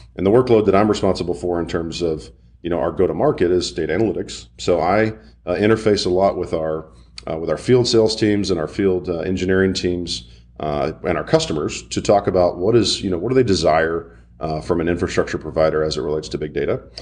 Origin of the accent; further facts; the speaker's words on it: Birmingham, Alabama, United States; I'm from Birmingham and, uh, used to this hot steaminess